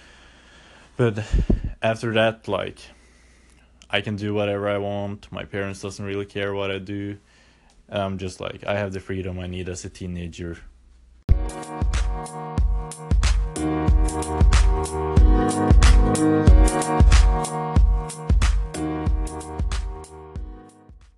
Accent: Norway; I've been born and raised in Norway.

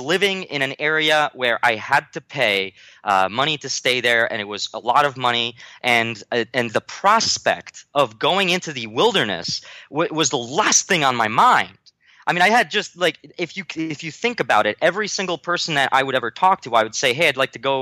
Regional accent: New Jersey, United States; also born or lived in Warsaw, Poland; I traveled from there to America, and I grew up in New Jersey

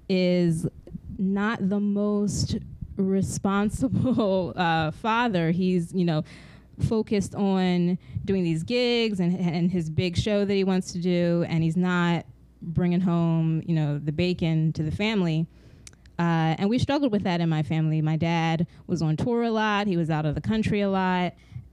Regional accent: Los Angeles, California, United States; also born or lived in Santa Monica / South Jersey / Philadelphia; I'm originally from Los Angeles. My family moved to Santa Monica, and then we relocated out east to South Jersey, and then later to Philadelphia.

